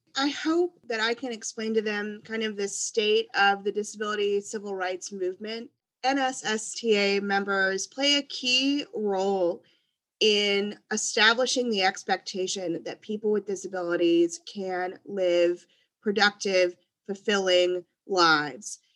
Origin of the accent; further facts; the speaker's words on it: Louisiana, United States; also born or lived in Washington, District of Columbia, United States; now in Houston, United States; I'm originally from Louisiana. I um, grew up with hurricanes